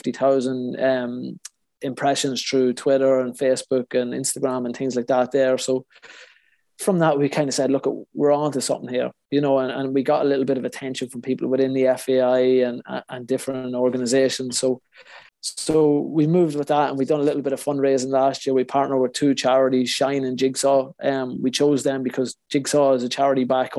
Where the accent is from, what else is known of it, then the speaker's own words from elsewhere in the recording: Cavan, Ulster, Ireland; moved away; I grew up in Cavan